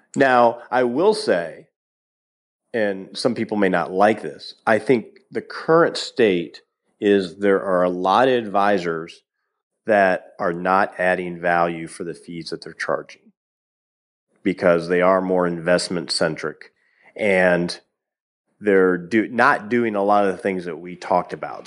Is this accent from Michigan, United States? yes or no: yes; Detroit, Michigan, United States; I grew up in Detroit